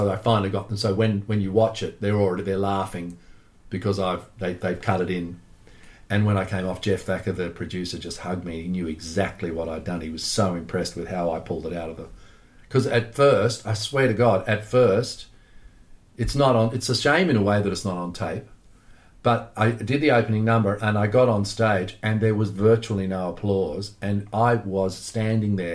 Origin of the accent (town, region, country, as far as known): Australia